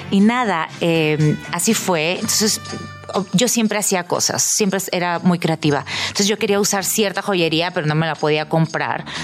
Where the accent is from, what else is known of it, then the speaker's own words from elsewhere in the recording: Tijuana, Baja California, Mexico; Bueno, yo nací y crecí en Tijuana